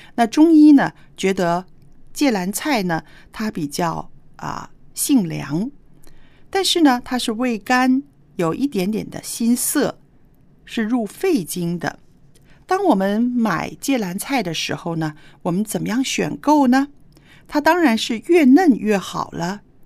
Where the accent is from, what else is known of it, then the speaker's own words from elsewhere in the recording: northern China, China; moved away; 我小时候在北方没有吃过这种菜